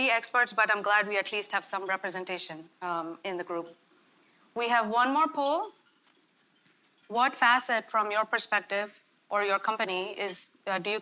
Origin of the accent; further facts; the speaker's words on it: India; moved away as an adult; now in Elmhurst, United States; I was born and raised in India.